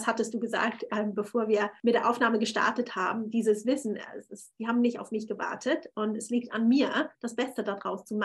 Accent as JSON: {"language": "German", "region": "Thurgau", "country": "Switzerland", "also_born_or_lived": "Zürich", "moved": "as an adult", "lives_now": "London, United Kingdom", "said": "also ich war sieben Jahre, weil ich, lebte ich in Zürich. Ich bin ursprünglich aus dem Thurgau und habe mich dann entschieden, nach London zu gehen."}